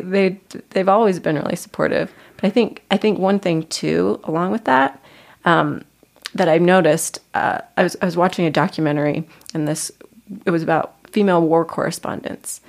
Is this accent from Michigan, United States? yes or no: no; Lehi, Utah, United States; I am originally from Lehi, Utah.